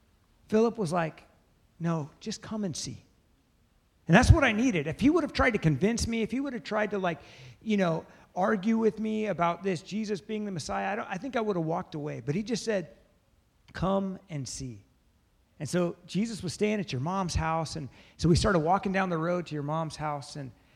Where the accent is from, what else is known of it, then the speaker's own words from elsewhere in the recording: Bethesda, Maryland, United States; We come from the same neighborhood, kind of. We're all from Bethesda